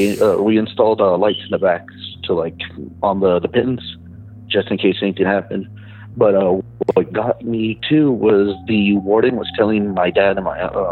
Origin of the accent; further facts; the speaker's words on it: Texas, United States; I'm from South Texas.